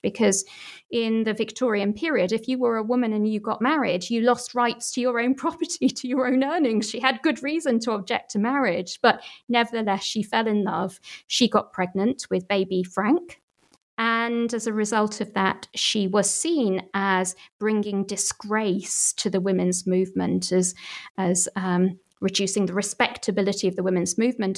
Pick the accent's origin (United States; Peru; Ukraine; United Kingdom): United Kingdom; Manchester, North West England; my hometown, Manchester